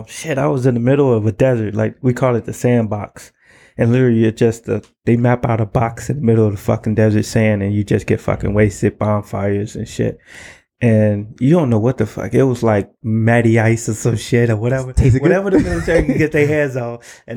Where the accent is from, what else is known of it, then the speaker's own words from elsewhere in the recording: Chicago, Illinois, United States; Southside, man. No, I'm actually from the projects, man.